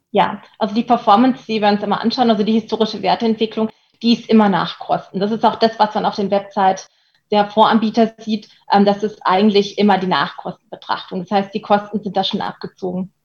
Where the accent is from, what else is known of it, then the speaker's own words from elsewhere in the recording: Germany; für mich als Deutsche